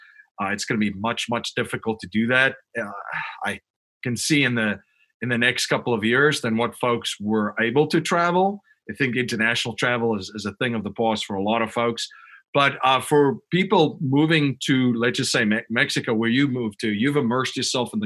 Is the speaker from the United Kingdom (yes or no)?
no; Western Cape, South Africa; moved away as an adult; also born or lived in Chicago, United States; now in near Philadelphia, United States; I grew up in South Africa and I've lived in the United States almost as long as I lived in South Africa.